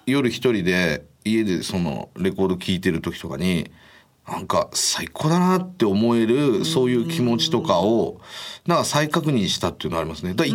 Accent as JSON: {"language": "Japanese", "region": "Saitama", "country": "Japan", "tie": "born or raised there", "said": "そうですもう地元の埼玉の、"}